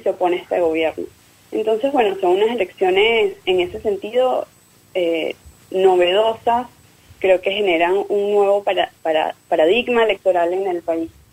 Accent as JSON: {"language": "Spanish", "country": "Venezuela", "moved": "yes", "lives_now": "Buenos Aires, Argentina", "said": "lo que está pasando en mi país"}